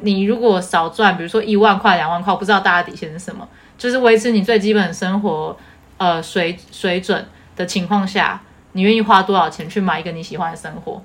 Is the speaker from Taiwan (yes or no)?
yes; Taiwan; accent: Taiwanese Mandarin; 讲台湾国语